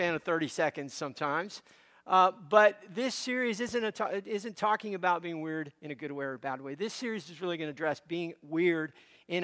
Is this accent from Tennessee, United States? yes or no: no; Miami, Florida, United States; also born or lived in Cuba; I grew up in Miami, Florida